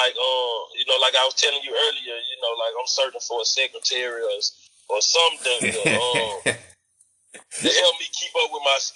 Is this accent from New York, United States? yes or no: no; Memphis, Tennessee, United States; I'm from Memphis